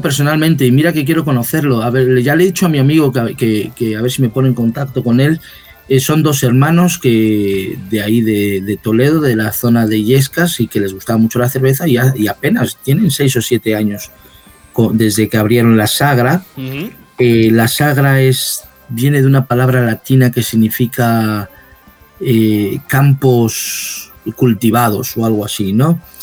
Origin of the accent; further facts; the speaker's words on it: Mexico; now in Madrid, Spain; como crecí en México, pues uso también mucho la palabra chela